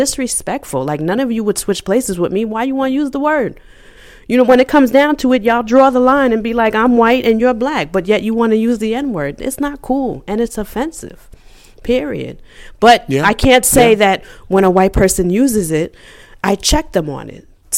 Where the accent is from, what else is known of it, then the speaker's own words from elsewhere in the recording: New York, United States; When I grew up in New York, we have a lot of Puerto Ricans